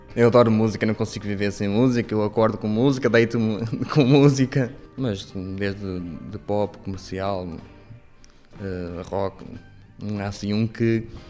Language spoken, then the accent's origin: Portuguese; Paredes de Coura, Norte, Portugal; sou natural de Paredes de Coura